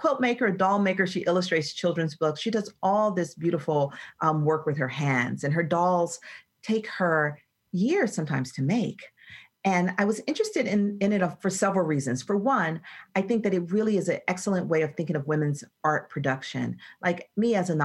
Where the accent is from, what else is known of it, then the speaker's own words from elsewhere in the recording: Atlanta, Georgia, United States; Atlanta is my hometown and natural habitat